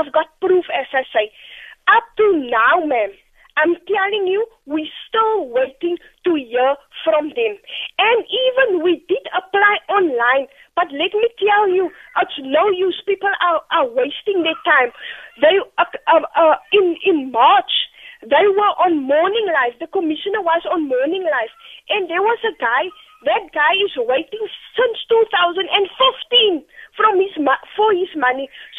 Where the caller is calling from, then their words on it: Cape Town, Western Cape, South Africa; I'm phoning from Cape Town, Delft.